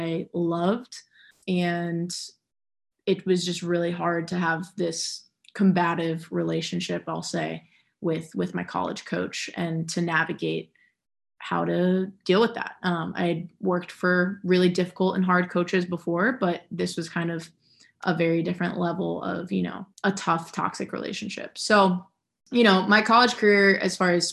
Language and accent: English; New Jersey, United States; I grew up in New Jersey.